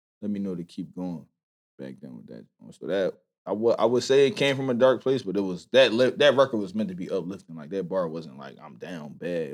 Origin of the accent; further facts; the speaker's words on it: Philadelphia, Pennsylvania, United States; I grew up in black family, West Philly. I'm from Vine Street